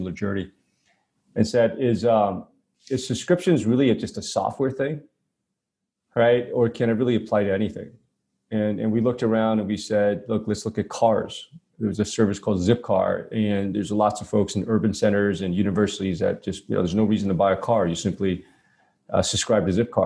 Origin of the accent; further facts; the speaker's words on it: New York City, New York, United States; I grew up in Brooklyn, New York